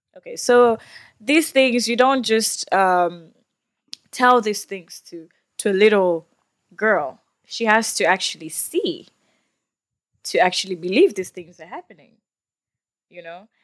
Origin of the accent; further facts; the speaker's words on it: Tanzania; moved away; from Tanzania.